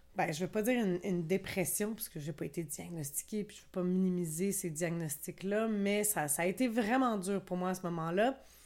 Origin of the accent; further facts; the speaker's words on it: Quebec, Canada; je suis québécoise